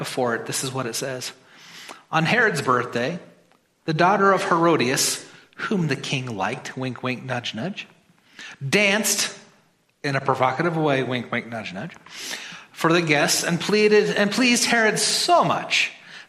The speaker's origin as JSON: {"language": "English", "region": "Midwest", "country": "United States", "said": "I'm from the Midwest."}